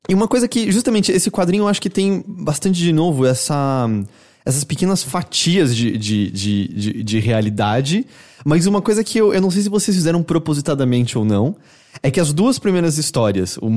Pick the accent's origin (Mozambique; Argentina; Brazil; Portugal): Brazil; João Pessoa, Paraíba; Sou de Nordeste?